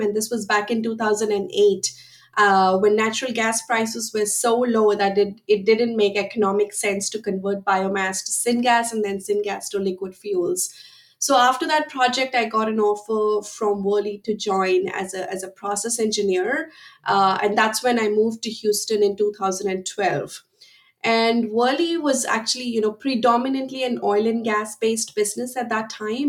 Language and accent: English; India; moved away as an adult; now in United States; I am originally from India and I came to the United States in 2006 to pursue my master's in chemical engineering, and I have been here ever since.